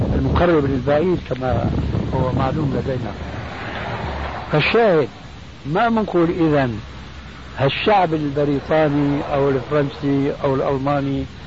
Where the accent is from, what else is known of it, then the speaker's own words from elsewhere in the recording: Syria; عندنا في الشام